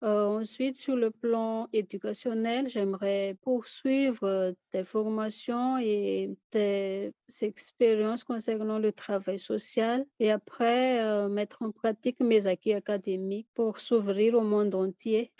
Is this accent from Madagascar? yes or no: yes; Fianarantsoa, Madagascar; first language Malagasy; French is a second language; moved away as an adult; now in Haut-Madawaska, Canada; Pour moi, c'est la culture Pétileo. Je viens de la province de Fianarantsoa.